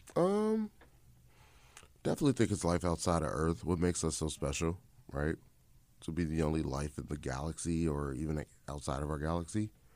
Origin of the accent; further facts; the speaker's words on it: Chicago, Illinois, United States; I'm born and raised in Chicago